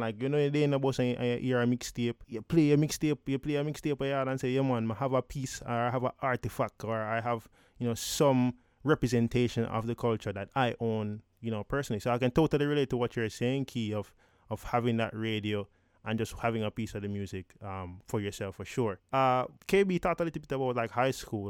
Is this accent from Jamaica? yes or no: yes; Jamaica; growing up in Jamaica